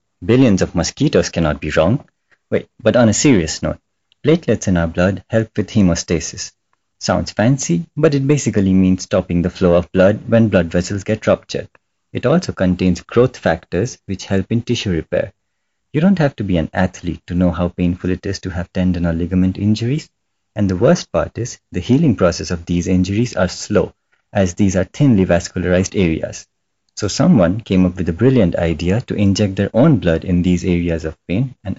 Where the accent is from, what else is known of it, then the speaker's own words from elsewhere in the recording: India; I'm Indian?